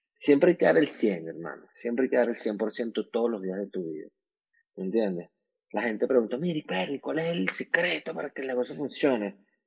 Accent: Venezuela; moved away as an adult; also born or lived in Miami; como venezolanos tenemos muchos años afuera, tenemos ya más años fuera que adentro de Venezuela.

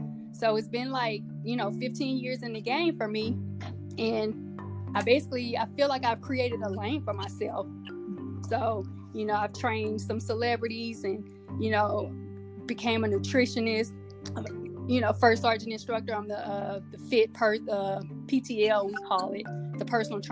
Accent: Mississippi, United States; me growing up in Mississippi

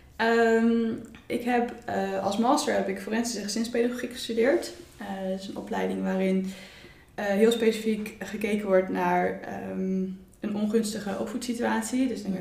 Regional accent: Utrecht, Netherlands; ik kom ook uit Utrecht.

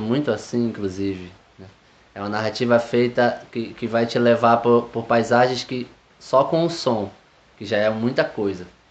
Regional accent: Tucuruí, Pará, Brazil; also born or lived in Rio de Janeiro / Belém; Eu nasci no Rio de Janeiro, vivi até os oito anos lá e vim morar no, no interior do estado do Pará, em Tucuruí, onde eu passei o final da minha infância e adolescência.

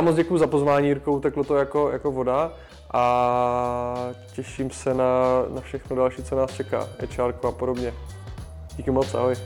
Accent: Havířov, Moravian-Silesian Region, Czechia; moved away as an adult; also born or lived in Prague; now in Olomouc, Czechia; pocházím z Havířova, kde jsem vyrůstal

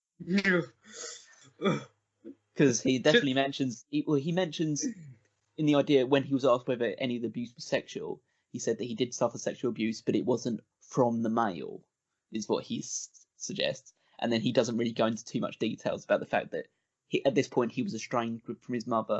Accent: England, United Kingdom; I'm English

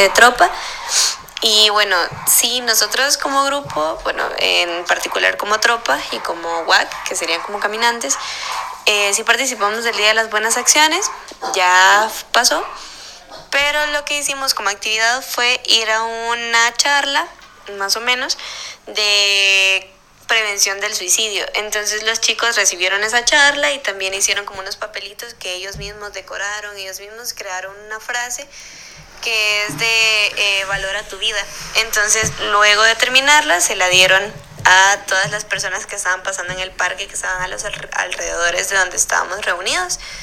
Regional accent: El Salvador; now in Costa Rica; soy scout eh, del Salvador, pero actualmente pertenezco a la Asociación Guías y Scout de Costa Rica

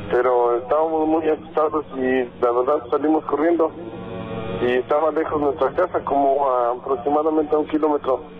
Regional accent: Tlaxcala, Mexico; now in Toluca, Mexico; yo no soy del estado de Toluca. Cómo del estado de Tlaxcala, pero trabajamos en Toluca.

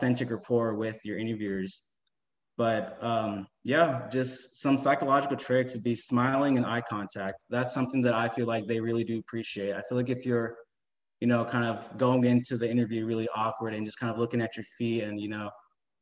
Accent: Houston, Texas, United States; I was born and raised in Houston, Texas, and I graduated from St. Pius 10th High School

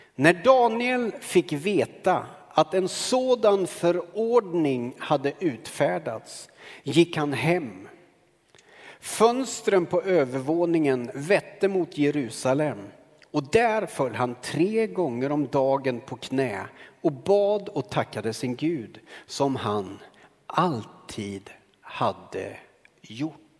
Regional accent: Karlskoga, Örebro County, Sweden; När jag växte upp i Karlskoga

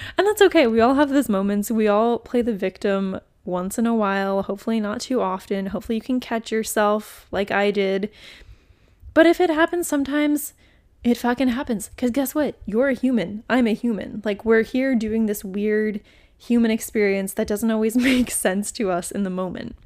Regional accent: New England, United States; moved away; also born or lived in Florida; I'm from New England originally, and we did not say y'all in New England, let me tell you. We said you guys

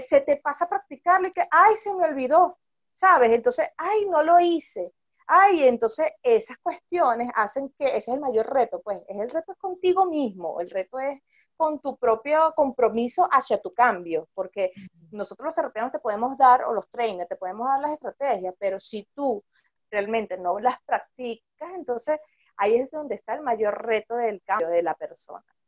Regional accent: Venezuela; somos venezolanos y sabemos mucho de lo que hemos pasado aquí

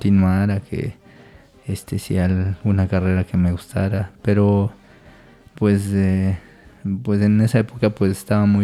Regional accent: Mexico City, Mexico; born there; nací en el año del 84 en la Ciudad de, México, que es donde radicaban mis, mis papás, porque pues al igual que todos, este, alguna vez tuvieron que emigrar.

